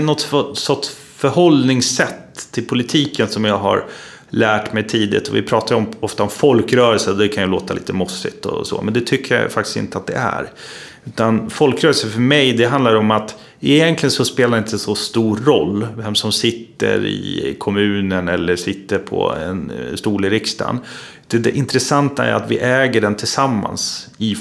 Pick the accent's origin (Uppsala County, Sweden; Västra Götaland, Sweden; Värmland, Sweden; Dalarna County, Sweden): Uppsala County, Sweden; Uppsala; jag är ju uppvuxen i Uppsala. Ehm, jag är född i Uppsala, jag bor i Uppsala.